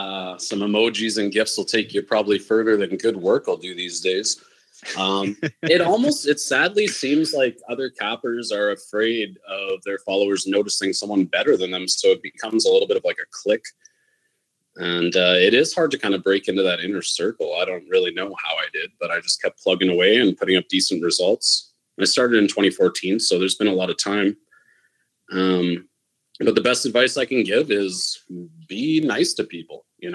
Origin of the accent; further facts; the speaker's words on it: Canada; But I would say we have way more options, it feels like, because it's basically legal here.